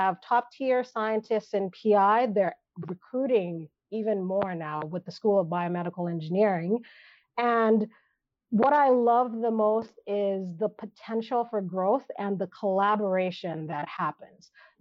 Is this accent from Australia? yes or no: no; Nigeria; now in Canada; I grew up in Nigeria